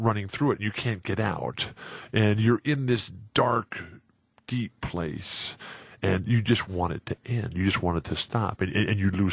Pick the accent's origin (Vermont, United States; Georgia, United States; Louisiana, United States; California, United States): California, United States; San Diego; I'm back in my hometown of San Diego